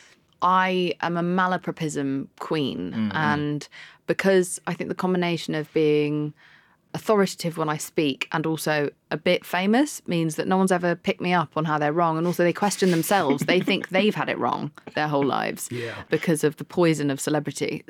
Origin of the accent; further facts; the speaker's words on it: London, United Kingdom; moved away as an adult; also born or lived in Spain / Pakistan; I'm from London. I was raised a bit in Spain. Bit in Pakistan, but most of my life has been in London, and I left at 28